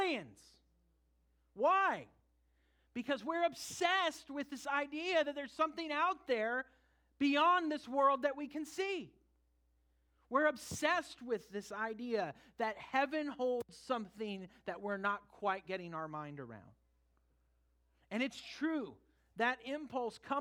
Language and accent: English; California, United States; moved away; we went back to my home state for a family wedding